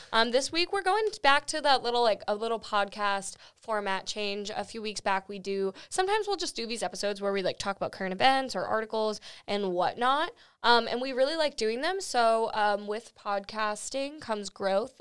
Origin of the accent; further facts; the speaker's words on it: Florida, United States; I was born in Florida.